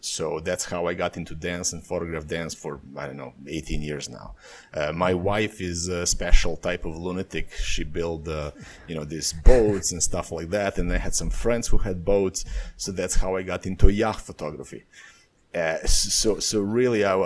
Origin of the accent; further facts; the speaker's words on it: Serbia; moved away as an adult; also born or lived in Bali, Indonesia; my life fell apart in Serbia